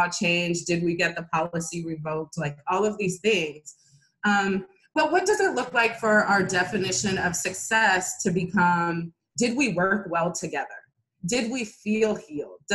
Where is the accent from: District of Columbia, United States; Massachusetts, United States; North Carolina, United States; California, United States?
California, United States; Oakland; since I was born in Oakland